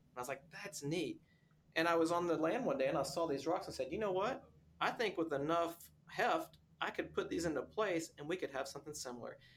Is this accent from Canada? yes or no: no; Texas, United States; Well, look, I'm a Texan.